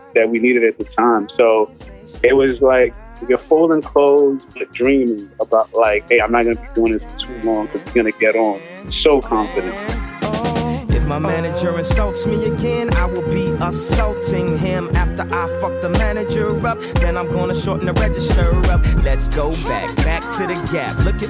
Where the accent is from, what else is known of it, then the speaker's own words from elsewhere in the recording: New York City, New York, United States; I grew up in Brooklyn